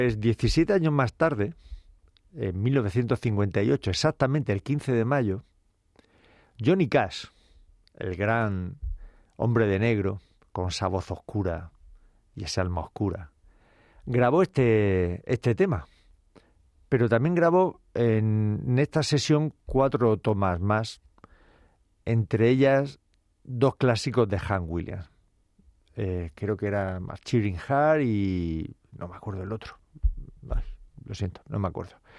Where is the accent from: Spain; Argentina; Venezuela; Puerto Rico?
Spain; Cartagena, Region of Murcia; moved away; como decimos por mi tierra, Cartagena, Murcia